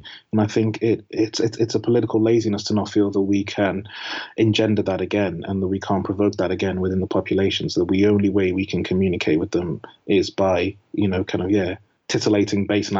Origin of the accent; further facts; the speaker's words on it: the Northwest, North West England, United Kingdom; I grew up in the Northwest